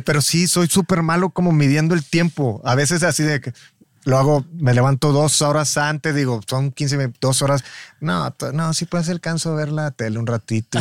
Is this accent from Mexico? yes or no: yes; Matamoros, Tamaulipas, Mexico; yo soy de Matamoros